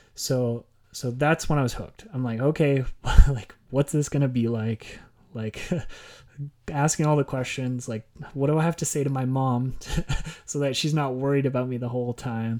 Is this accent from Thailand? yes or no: no; Okotoks, Alberta, Canada; my hometown in Okotoks